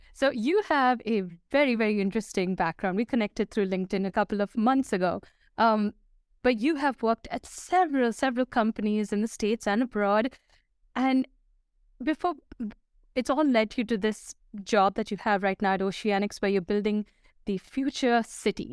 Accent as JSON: {"language": "English", "region": "Dubai", "country": "United Arab Emirates", "tie": "born or raised there", "said": "I grew up in Dubai."}